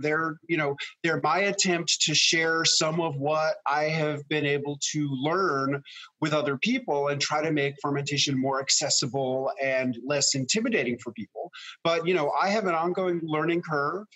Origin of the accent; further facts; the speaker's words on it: New York City, New York, United States; moved away as an adult; also born or lived in rural Tennessee; now in Tennessee, United States; as a kid growing up in New York City